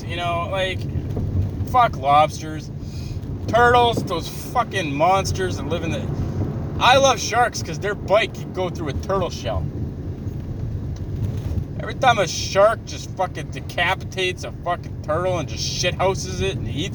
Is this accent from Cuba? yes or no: no; Canada; I'm a Canadian